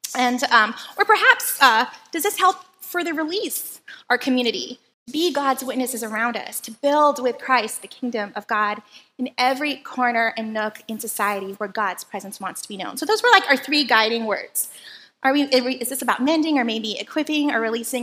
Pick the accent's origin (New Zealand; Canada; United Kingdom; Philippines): Philippines; now in Hawaii, United States; where I grew up in the Philippines